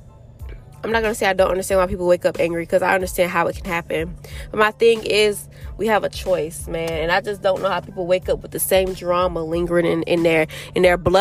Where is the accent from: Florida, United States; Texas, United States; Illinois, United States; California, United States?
Florida, United States; now in North Carolina, United States; I came to Florida, which I am originally born and raised in Florida, but I will never move back here